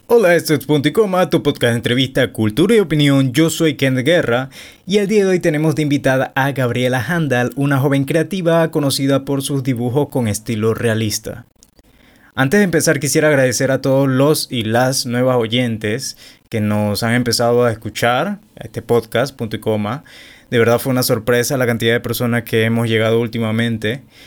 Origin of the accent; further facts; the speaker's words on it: David, Chiriquí, Panama; yo soy de David Chiriquí